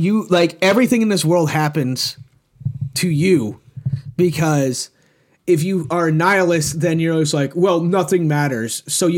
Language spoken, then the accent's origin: English; United States; I am an American.